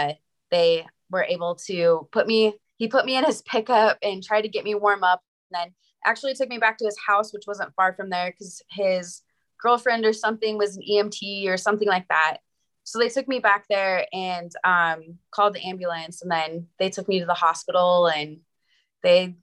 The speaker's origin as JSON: {"language": "English", "region": "Montana", "country": "United States", "moved": "as an adult", "lives_now": "Wyoming, United States", "said": "I'm from Montana, and I just moved to Wyoming for a job"}